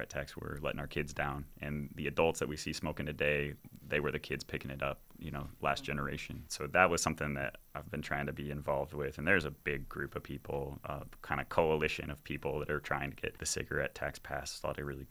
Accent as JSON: {"language": "English", "region": "Arizona", "country": "United States", "moved": "yes", "lives_now": "Richmond, United States", "said": "I'm actually from Arizona originally, and when I came to Richmond"}